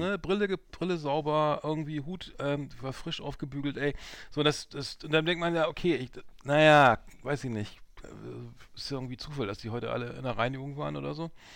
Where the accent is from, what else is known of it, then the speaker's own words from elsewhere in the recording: Germany; die man so gar nicht kennt als Europäer oder so als Deutscher